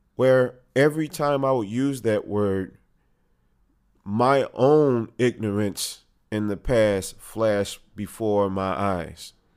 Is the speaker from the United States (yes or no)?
yes; United States; We as American patriots